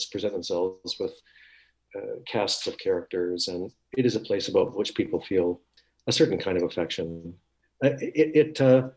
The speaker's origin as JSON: {"language": "English", "town": "Winnipeg", "region": "Manitoba", "country": "Canada", "tie": "born or raised there", "moved": "yes", "said": "I grew up in Winnipeg."}